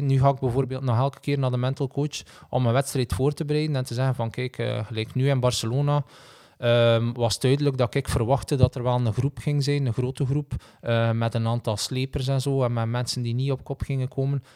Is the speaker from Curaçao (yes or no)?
no; Belgium